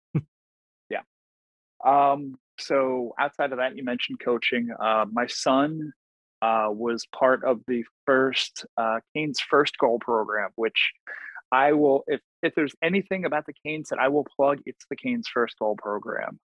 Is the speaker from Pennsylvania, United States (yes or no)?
no; Long Island, New York, United States; born and raised on Long Island